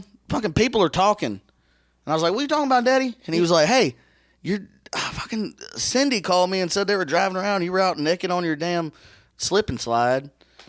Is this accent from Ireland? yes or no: yes; Ireland; It's okay. I'm Irish.